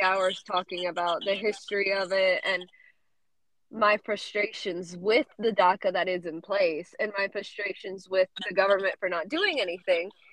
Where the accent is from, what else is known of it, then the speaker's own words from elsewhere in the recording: South Carolina, United States; also born or lived in Georgia; nacida in Georgia. I grew up in South Carolina